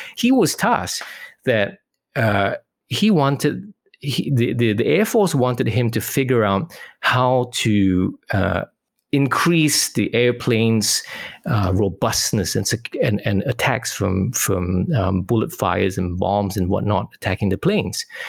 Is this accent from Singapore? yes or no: yes; Singapore; now in Western Australia, Australia; I'm originally from Singapore, currently living in Western Australia.